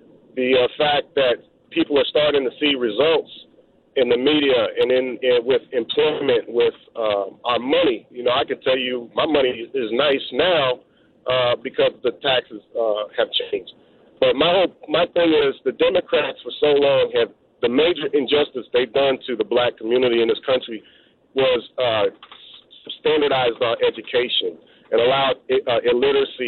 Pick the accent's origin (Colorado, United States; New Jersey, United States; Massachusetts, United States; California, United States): California, United States; Bay Area; I'm from the Bay Area